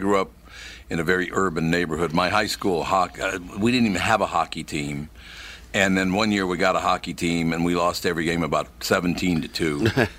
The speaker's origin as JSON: {"language": "English", "region": "Minnesota", "country": "United States", "tie": "born or raised there", "said": "I was born and raised in Minnesota."}